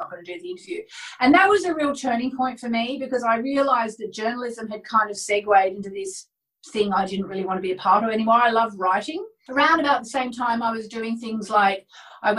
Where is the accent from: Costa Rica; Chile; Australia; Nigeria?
Australia; Hobart, Tasmania; moved away as an adult; also born or lived in Melbourne, Australia / Sydney, Australia / London, United Kingdom; I grew up in Hobart, Tasmania, in Australia